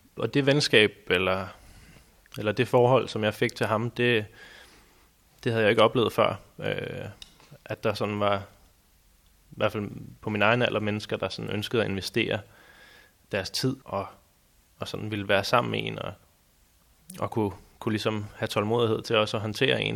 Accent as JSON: {"language": "Danish", "town": "Næstved", "region": "Zealand", "country": "Denmark", "tie": "born or raised there", "said": "da jeg voksede op i Næstved"}